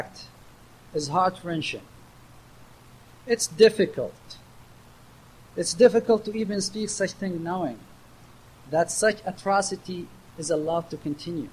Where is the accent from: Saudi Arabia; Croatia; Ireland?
Saudi Arabia; Awamiyah, Eastern Province; moved away as an adult; now in United States; I'm from the city of Urwamiya, which is located at the eastern province of the Arabian Peninsula